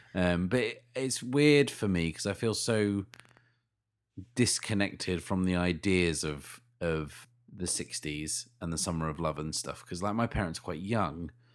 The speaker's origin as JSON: {"language": "English", "country": "United Kingdom", "said": "we're British"}